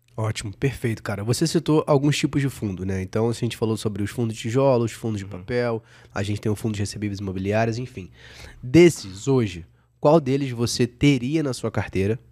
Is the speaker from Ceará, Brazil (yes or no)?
no; Rio de Janeiro, Brazil; now in São Paulo, Brazil; eu sou carioca, né? Então, assim, eu moro em São Paulo